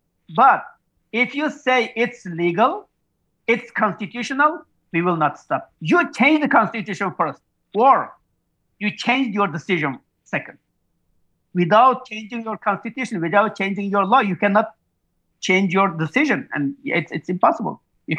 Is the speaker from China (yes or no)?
yes; Urumqi, Xinjiang, China; English is a second language; moved away as an adult; also born or lived in Gansu / Lanzhou; I moved back to my hometown, Urumqi.